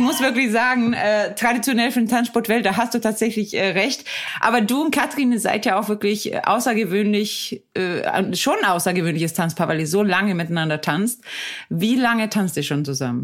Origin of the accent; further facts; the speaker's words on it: Sweden; now in Hamburg, Germany; ich bin ja aus Schweden